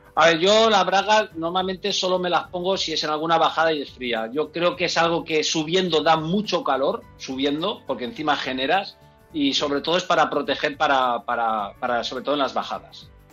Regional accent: Enguera, Valencian Community, Spain; yo soy de Enguera

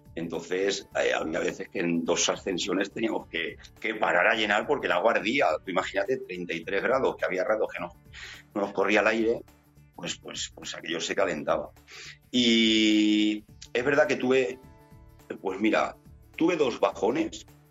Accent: Utiel, Valencian Community, Spain; en mi pueblo y en el puerto de mi pueblo, que es el Negrete

